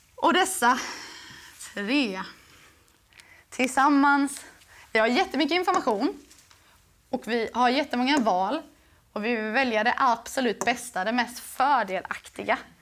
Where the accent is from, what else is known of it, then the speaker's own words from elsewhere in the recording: Växjö, Kronoberg County, Sweden; jag var från Växjö